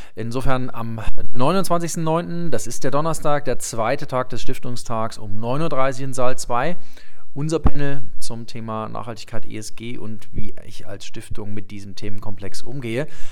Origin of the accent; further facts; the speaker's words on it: Leipzig, Saxony, Germany; in Leipzig, in meiner Geburtsstadt